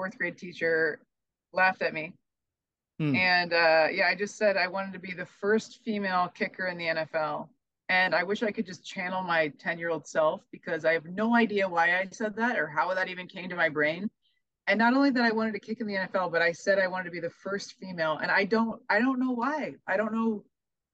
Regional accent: Omaha, Nebraska, United States; I'm from Omaha

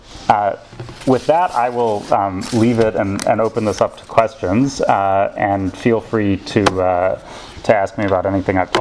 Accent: Ann Arbor, Michigan, United States; now in London, United Kingdom; I have two South African Jewish parents, and I grew up in the States. It's something, my parents left in 73, came to Ann Arbor, Michigan, which is where I was born

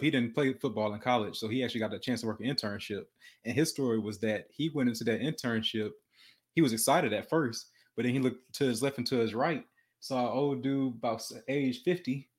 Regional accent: Detroit, Michigan, United States; moved away; also born or lived in Houston, Texas; I was born in Detroit, Michigan

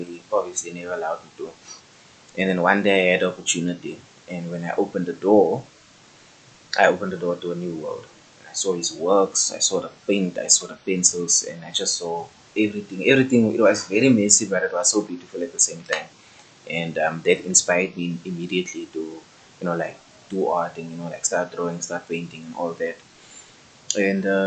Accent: Kimberley, Northern Cape, South Africa; also born or lived in Johannesburg / Bloemfontein; I was born in Kimberley, but I grew up in Johannesburg in grade 9. That was about 2011, 2012, I'm not sure. Then we relocated back to Kimberley.

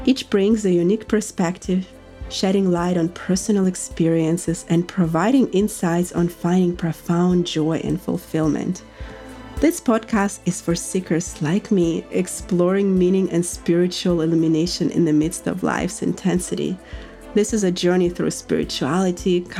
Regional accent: Russia; moved away as an adult; now in United States; growing up in Russia, and soon making the American dream come true at the age of 23

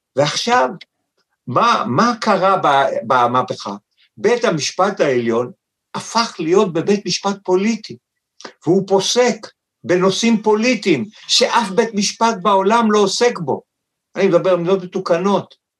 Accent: Tel Aviv, Tel Aviv District, Israel; אני חי בתל אביב כיפו כל ימיי, נולדתי ביפו

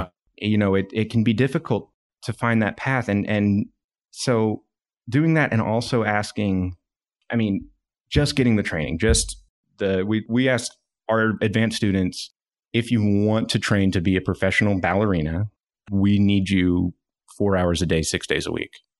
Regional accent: Dallas, Texas, United States; moved away as an adult; now in Northwest Arkansas, United States; I landed back near my hometown in Dallas

